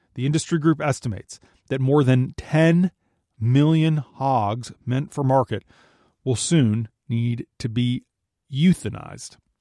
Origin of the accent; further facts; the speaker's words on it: Minnesota, United States; my home state of Minnesota